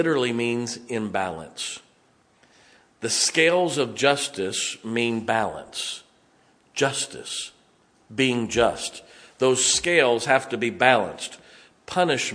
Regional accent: United States; we as American citizens

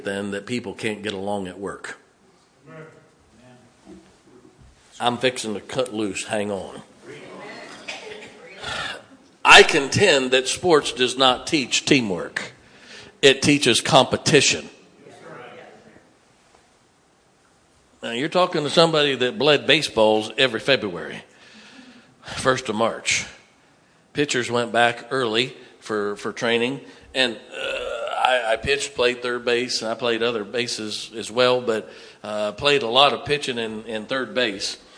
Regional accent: Canton, Ohio, United States; now in Pennsylvania, United States; I grew up in Canton, Ohio, the Hall of Fame city

